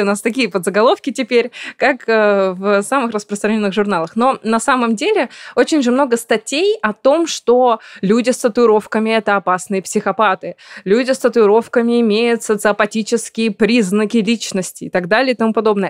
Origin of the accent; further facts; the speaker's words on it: Perm, Perm Krai, Russia; moved away; я давно уехала из моего родного города, я решила себе такое напоминание о России, о Перми сделать